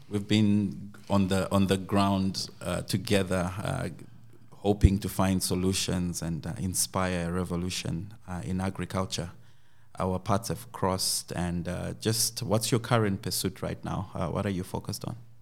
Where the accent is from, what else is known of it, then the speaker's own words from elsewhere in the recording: Zimbabwe; moved away; also born or lived in Uganda; I come from Zimbabwe